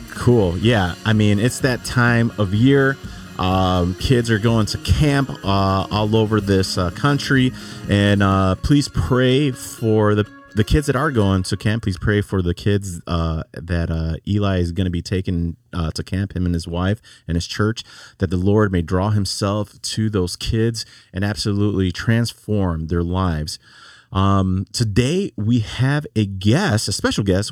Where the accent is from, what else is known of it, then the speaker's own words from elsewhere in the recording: Chicago, Illinois, United States; now in Laredo, United States; I'm from Chicago.